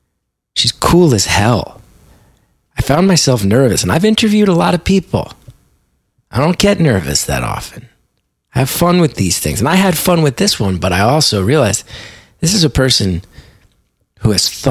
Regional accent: West Orange, New Jersey, United States; I grew up in West Orange. My father went to high school in Newark. Three of my grandparents lived in Newark. One of them immigrated to Newark.

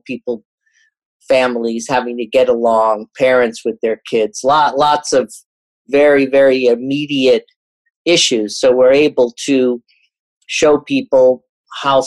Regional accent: New York City, New York, United States; as a New Yorker

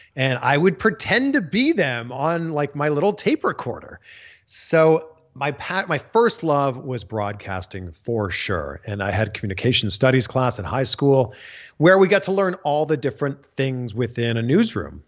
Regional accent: Pickering, Ontario, Canada; moved away as an adult; now in United States; Canadian, born and raised just outside of Toronto. I'm from Pickering, Ontario.

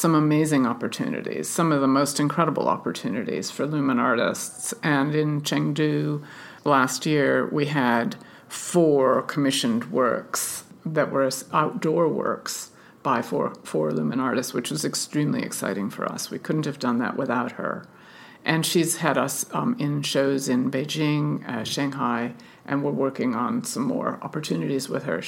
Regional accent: United States; now in United Kingdom; I'm an American and we don't have that kind of funding where I come from

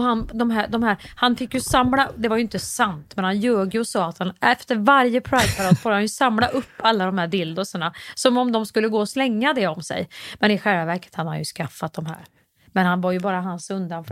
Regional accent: Kristinehamn, Värmland, Sweden; i Kristinehamn där jag växte upp

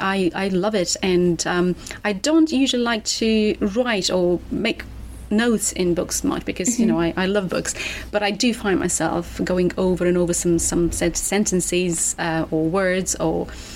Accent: Moldova; English is a second language; moved away as an adult; now in United Kingdom; I am from Moldova. The country is Moldova, but the language is Romanian, yes.

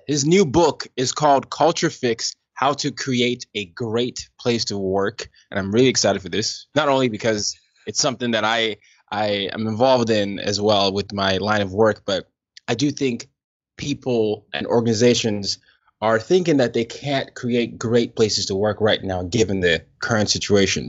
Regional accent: Nigeria; moved away; I'm from Nigeria, and, and obviously Nigeria, we, I grew up calling what people call soccer here football

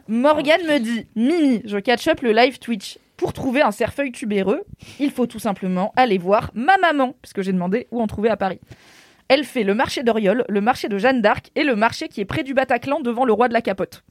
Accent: Morocco; Je suis marocaine

